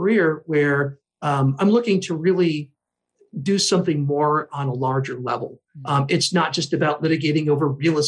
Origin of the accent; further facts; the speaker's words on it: Whitefish Bay, Wisconsin, United States; moved away as an adult; also born or lived in Philadelphia / Chicago; I grew up in the Milwaukee area. I grew up in Whitefish Bay, very privileged community